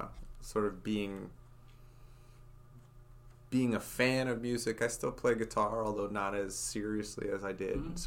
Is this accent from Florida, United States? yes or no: no; Fort Wayne, Indiana, United States; moved away as an adult; also born or lived in St. Louis; now in Batesville, United States; I grew up in Fort Wayne, Indiana.